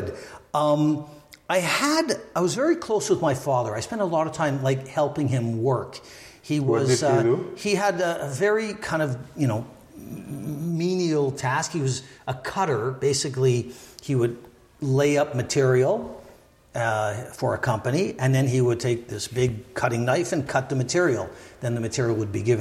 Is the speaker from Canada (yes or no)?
yes; Montreal, Quebec, Canada; I was born and raised in Montreal.